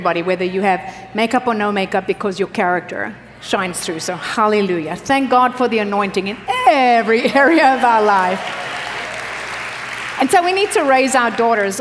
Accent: South Africa; moved away; I grew up in South Africa.

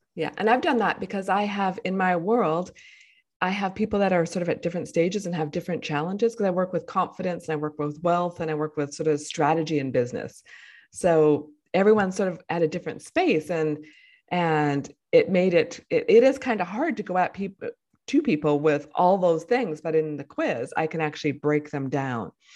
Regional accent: Winnipeg, Manitoba, Canada; moved away; also born or lived in Vancouver; I moved back to my hometown where I was born

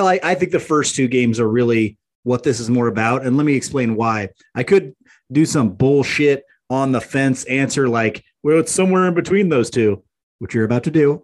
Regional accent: Maryville, Missouri, United States; now in Kansas City, United States; Mark and I aren't really from the city. We're from Maryville, Missouri.

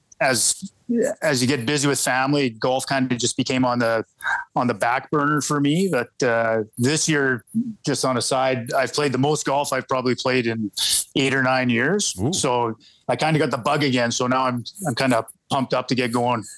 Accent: Winnipeg, Manitoba, Canada; now in Falcon Lake, Canada; I grew up in Fort Richmond.

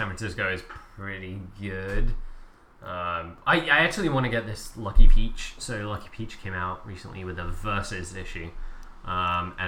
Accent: England, United Kingdom; moved away; growing up in England

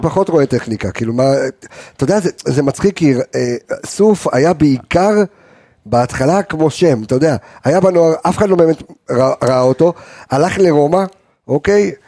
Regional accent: Jerusalem, Jerusalem District, Israel; אצלנו בירושלים

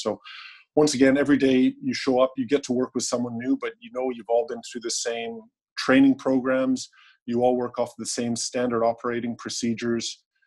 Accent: Canada; now in Australia; I guess I'm a Canadian who's living in Australia

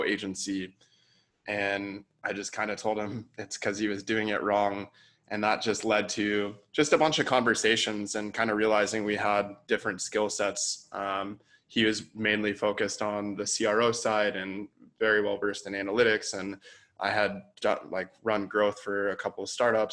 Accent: San Diego, California, United States; also born or lived in San Francisco / Bali; I grew up in San Diego, moved to San Francisco for a couple years

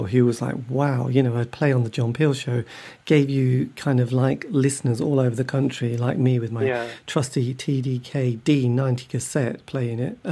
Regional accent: East Anglia, East of England, United Kingdom; I grew up in East Anglia

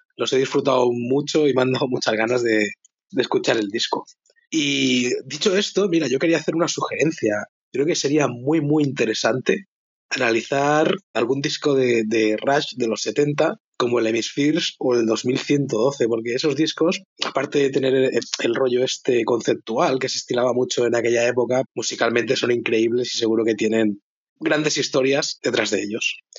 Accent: Martorell, Catalonia, Spain; soy de Martorell

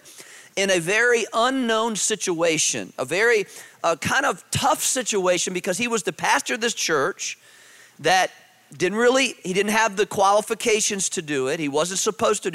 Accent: Virginia, United States; I grew up in Virginia

